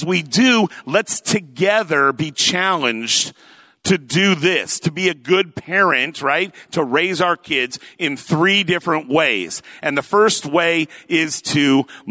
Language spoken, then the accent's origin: English; Lakewood, Washington, United States; I was born and raised up there in Oak Brook, Lakewood area, that sort of thing. Went away for college, but came back here